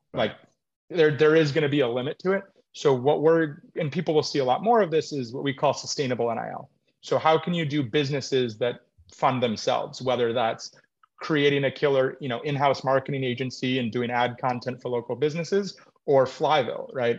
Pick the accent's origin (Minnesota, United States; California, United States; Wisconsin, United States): Minnesota, United States; Minneapolis; also born or lived in Oregon / Los Angeles; now in Louisville, United States; I grew up in Minneapolis. I've lived, then went to Oregon, lived